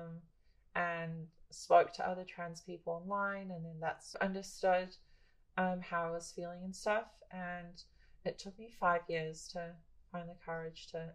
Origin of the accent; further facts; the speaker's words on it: Philippines; now in New Zealand; I'm Filipino